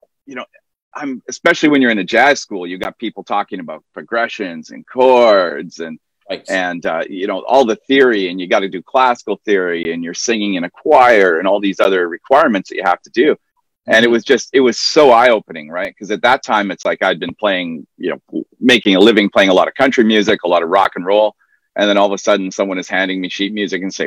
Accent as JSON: {"language": "English", "town": "Okotoks", "region": "Alberta", "country": "Canada", "tie": "born or raised there", "moved": "yes", "lives_now": "Macau", "said": "I'm from a very small town. Well, not so small anymore, but when I was young, a very small town just south of Calgary called Okotoks"}